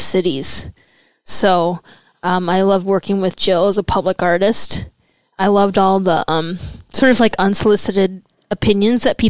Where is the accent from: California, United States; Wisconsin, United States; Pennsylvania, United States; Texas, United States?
Wisconsin, United States; northeastern; moved away as an adult; also born or lived in Milwaukee, Wisconsin; I was born here, but my parents hightailed it to northeastern Wisconsin when my dad lost his job here in Milwaukee in the 80s